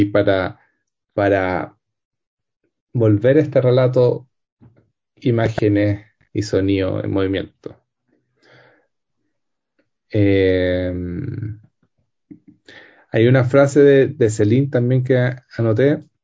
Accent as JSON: {"language": "Spanish", "town": "Temuco", "region": "Araucanía", "country": "Chile", "tie": "born or raised there", "said": "la casa que yo vivía cuando chico en Temuco, la compraron un supermercado y hicieron un estacionamiento"}